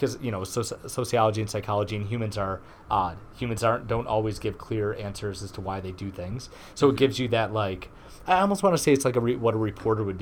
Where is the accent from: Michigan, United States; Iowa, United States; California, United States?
Michigan, United States; Garden City; I'm a Michigan native. I grew up in Garden City, Michigan.